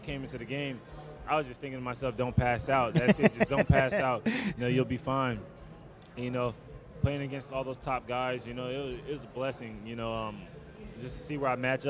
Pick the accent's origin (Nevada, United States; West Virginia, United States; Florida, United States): Nevada, United States; Las Vegas; Las Vegas.